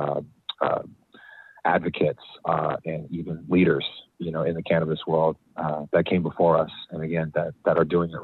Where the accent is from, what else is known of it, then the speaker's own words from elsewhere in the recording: Bay Area, California, United States; growing up in the Bay Area